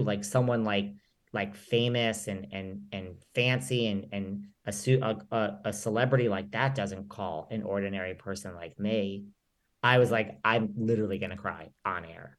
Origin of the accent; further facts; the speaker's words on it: New York, United States; I'm a New Yorker